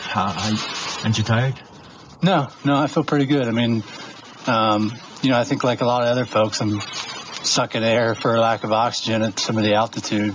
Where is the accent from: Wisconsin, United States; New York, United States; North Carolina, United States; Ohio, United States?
Ohio, United States; Dayton, Cincinnati, Ohio area, United States; I'm from the Dayton, Cincinnati, Ohio area.